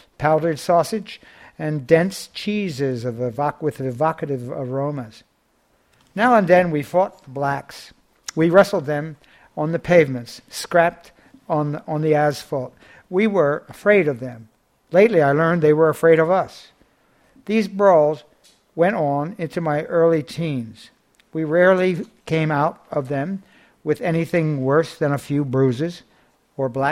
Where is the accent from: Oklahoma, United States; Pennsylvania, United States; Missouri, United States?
Pennsylvania, United States; Philadelphia; I grew up in a slowly decaying neighborhood in West Philadelphia